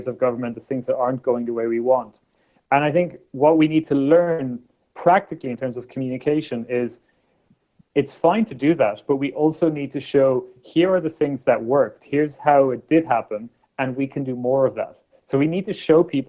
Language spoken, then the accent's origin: English; Ireland; When I was born in Ireland in the 1980s